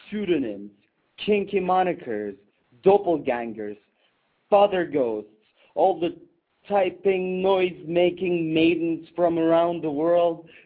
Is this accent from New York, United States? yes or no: yes; New York City, New York, United States; moved away as an adult; now in Jerusalem, Israel; My wife and I are spending a year here. Oh, but otherwise, we're from New York.